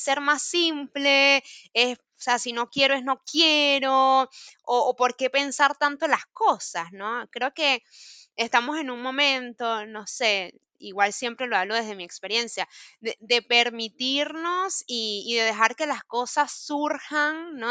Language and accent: Spanish; Mérida, Venezuela; moved away as an adult; now in Buenos Aires, Argentina; yo que vengo de los Andes, de Mérida